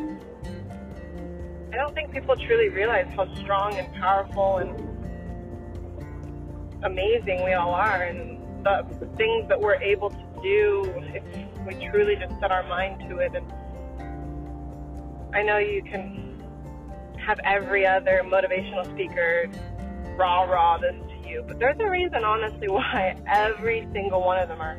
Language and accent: English; Phoenix, Arizona, United States; accent: valley girl; I'm also from the Valley of the Sun, Phoenix, Arizona, and people are often telling me that I talk like a super valley girl